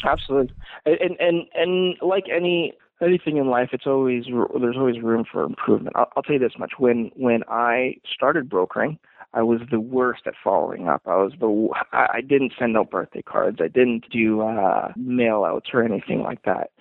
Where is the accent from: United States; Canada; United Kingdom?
Canada; Calgary, Alberta; i am fortunate to be born and raised in Calgary